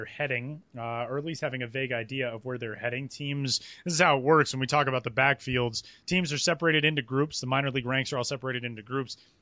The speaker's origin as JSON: {"language": "English", "town": "Denver", "region": "Colorado", "country": "United States", "tie": "born or raised there", "said": "there's no place I love more in the world than my hometown, but I could not, like, landing in Denver last night, I was like, ugh, I gotta be home now"}